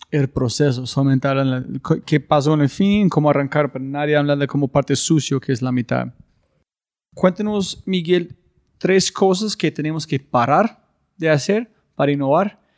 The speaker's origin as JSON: {"language": "Spanish", "country": "Colombia", "second_language": "Spanish", "said": "hay unas cosas que tenemos como colombianos que son imposible ver a veces"}